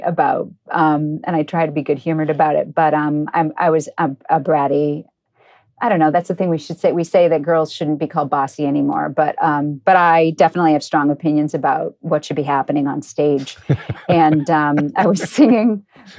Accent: Cambridge, Massachusetts, United States; I grew up in Cambridge, Massachusetts.

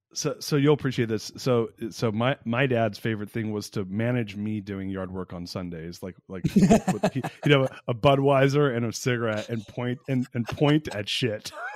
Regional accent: Orange County, Southern California, United States; now in Austin, United States; I'm from Southern California originally too. I grew up in Orange County

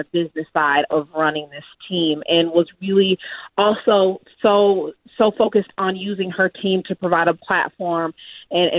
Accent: Kansas City, Missouri, United States; the Kansas City Star, my hometown paper

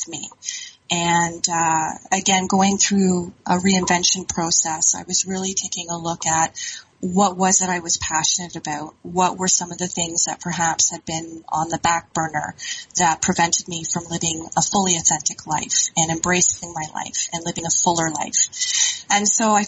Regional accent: Ontario, Canada; moved away as an adult; also born or lived in Alberta; I'm originally from Ontario, had done a bit of a stint out in Alberta

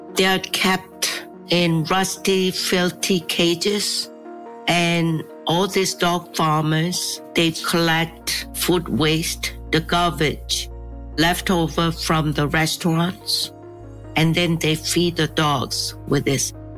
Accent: Seoul, South Korea; I was born in Seoul I grew up in Seoul

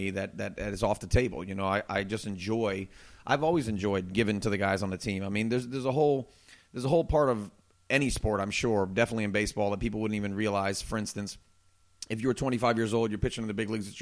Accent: the Florida Keys, United States; I grew up in the Keys when I was young

